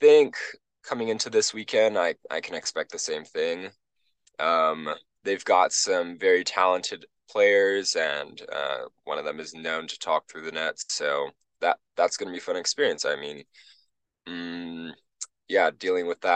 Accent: Honolulu, Hawaii, United States; moved away as an adult; also born or lived in Stanford, California; now in Utah, United States; I'm from Hawaii

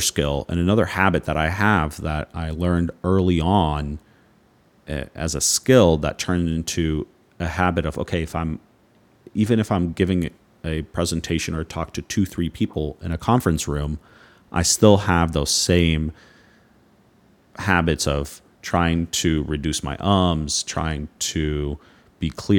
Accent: Houston, Texas, United States; moved away as an adult; now in Naples, United States; my hometown, Houston

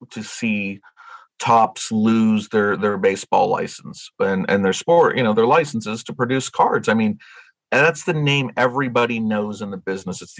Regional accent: Western Pennsylvania, United States; now in New Jersey, United States; I'm from Western Pennsylvania.

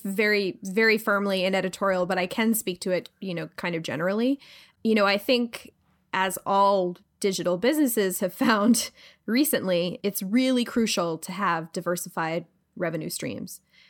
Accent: Pennsylvania, United States; now in New York, United States; I'm from Pennsylvania. It's based basically like maybe an hour away from where I grew up. And the Philadelphia accent is heavily featured. It's an incredibly difficult accent to do. Like, I've lived in New York for 15 years and I've totally lost it for the most part.

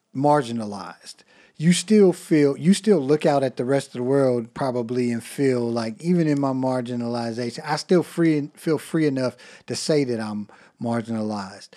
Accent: United States; as Americans

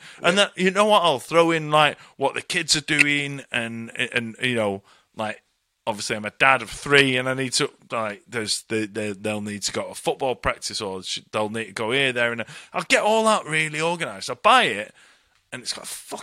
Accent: Bury, North West England, United Kingdom; moved away as an adult; Manchester, Bury, just north of Manchester

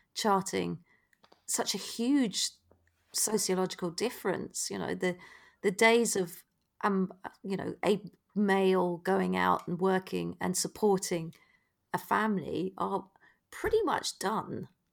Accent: United Kingdom; we as British people

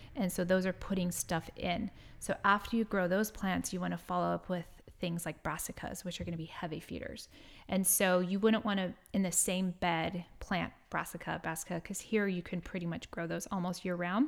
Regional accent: San Diego, California, United States; moved away; I grew up in San Diego

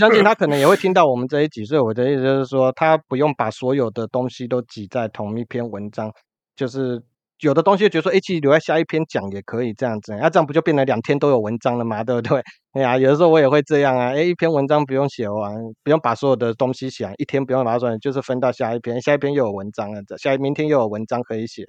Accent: Kaohsiung, Taiwan; 这搞不好是我们高雄人的特性，

